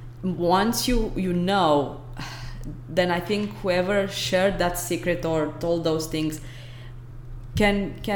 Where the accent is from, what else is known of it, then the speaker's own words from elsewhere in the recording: Brăila, Brăila County, Romania; moved away as an adult; also born or lived in Belgium; now in Stellenbosch, South Africa; In my hometown is called Brăila.